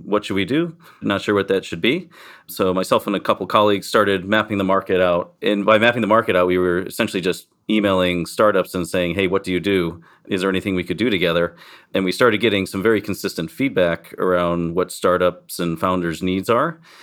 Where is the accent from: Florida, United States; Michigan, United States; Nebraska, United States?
Michigan, United States; accent: American; moved away as an adult; also born or lived in Miami / San Diego; now in Cayman Islands; I grew up in Michigan, went south to Miami